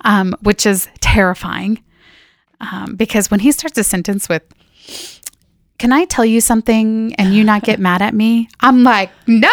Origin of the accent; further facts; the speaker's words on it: Northern California, United States; now in Minnesota, United States; I grew up in Northern California in a small town